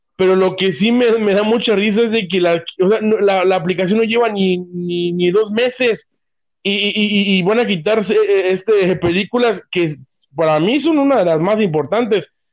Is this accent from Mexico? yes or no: yes; Mexico; como mexicano